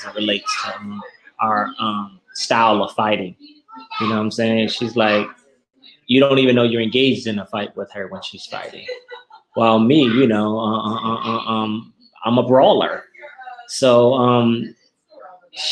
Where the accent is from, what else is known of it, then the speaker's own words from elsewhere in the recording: Normandy, Missouri, United States; I grew up on 106 in Normandy and went to Central Park High and Henry Clay Junior High School and Washington High School in my life